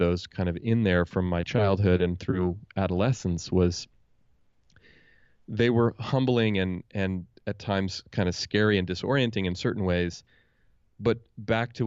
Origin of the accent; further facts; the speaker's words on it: Oakland, California, United States; I grew up in Oakland, California, here in the San Francisco Bay Area, where I still live.